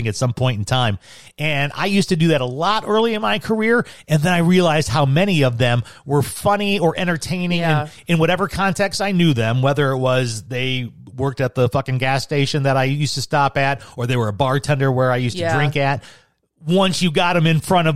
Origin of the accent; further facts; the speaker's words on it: Chicago, Illinois, United States; moved away as an adult; now in Arizona, United States; I'm originally from Chicago